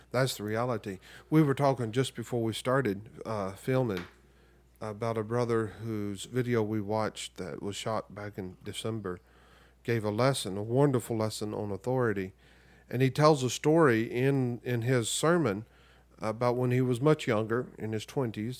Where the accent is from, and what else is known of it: United States